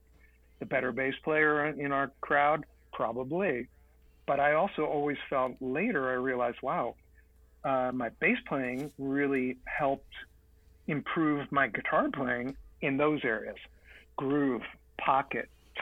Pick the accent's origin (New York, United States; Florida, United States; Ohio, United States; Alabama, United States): New York, United States; New York City; we both are born and raised in Manhattan in New York City